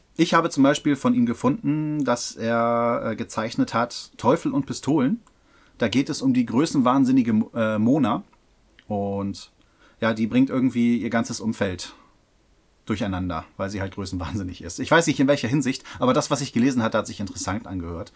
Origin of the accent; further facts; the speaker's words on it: Hamburg, Germany; Als Hamburger hätte mir sowas nicht passieren dürfen